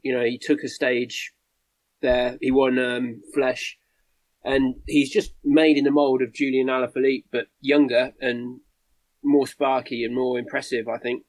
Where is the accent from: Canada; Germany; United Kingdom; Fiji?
United Kingdom; as a Brit